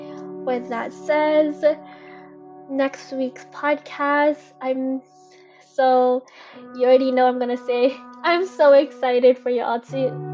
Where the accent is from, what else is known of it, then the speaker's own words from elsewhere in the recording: Philippines; Because as a nation, as a Filipino, there's just so much to unravel and uncover.